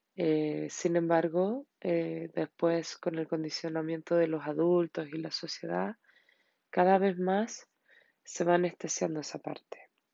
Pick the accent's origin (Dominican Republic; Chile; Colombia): Chile; en mi país, Chile